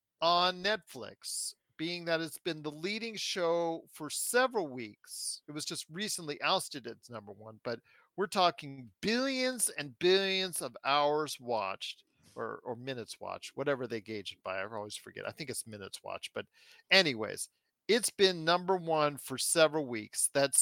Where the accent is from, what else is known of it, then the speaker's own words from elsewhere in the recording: Canada; as a Canadian and a proud Canadian